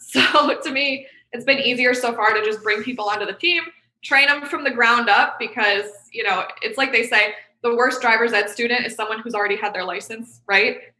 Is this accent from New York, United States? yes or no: yes; Rochester, New York, United States; my hometown of upstate New York in Rochester